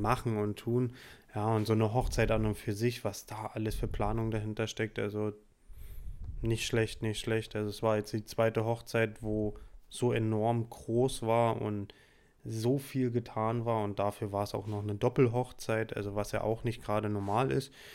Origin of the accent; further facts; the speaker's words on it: Saxony, Germany; now in Heidelberg, Germany; ich komme ja auch aus Sachsen ursprünglich